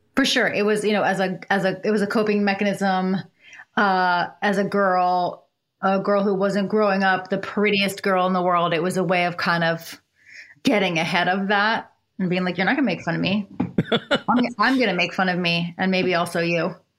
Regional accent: Upper Darby, Pennsylvania, United States; I was born in Upper Darby, Pennsylvania, which is a suburb of Philadelphia

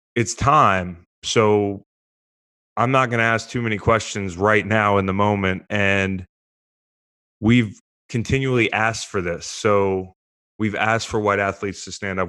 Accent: United States; an American citizen

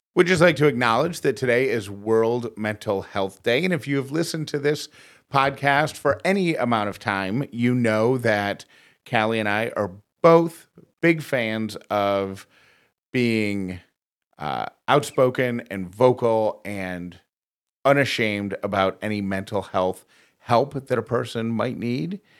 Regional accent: Syracuse, New York, United States; moved away; that's my hometown where I'm from

